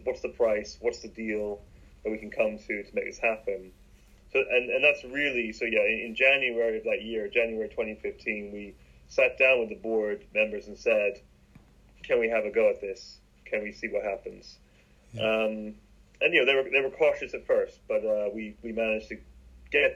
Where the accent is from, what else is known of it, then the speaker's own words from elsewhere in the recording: Bath, South West England, United Kingdom; moved away; also born or lived in London; I grew up in Bath